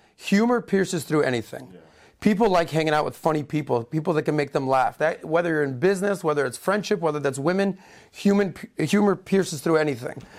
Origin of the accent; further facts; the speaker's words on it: Miami, Florida, United States; also born or lived in Denver; I'm born and raised in Miami